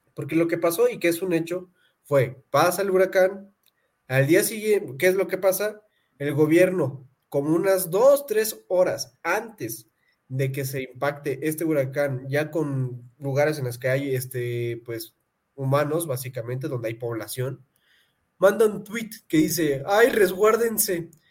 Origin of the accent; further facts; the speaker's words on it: Pátzcuaro, Michoacán, Mexico; moved away; soy de Pátzcuaro, Michoacán